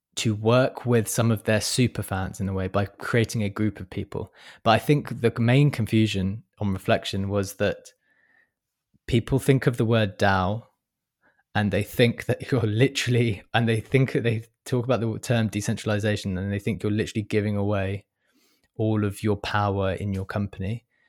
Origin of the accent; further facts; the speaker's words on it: London, United Kingdom; I'm a Londoner